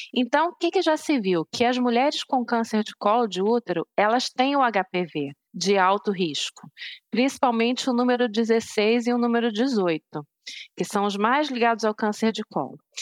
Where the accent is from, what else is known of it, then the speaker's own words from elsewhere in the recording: Rio de Janeiro, Brazil; moved away as an adult; also born or lived in Hungary; now in London, United Kingdom; eu sou do Rio